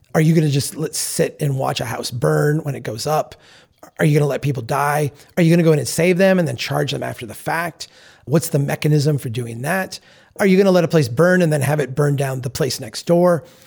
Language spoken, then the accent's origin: English; Minnesota, United States; I'm from Minnesota.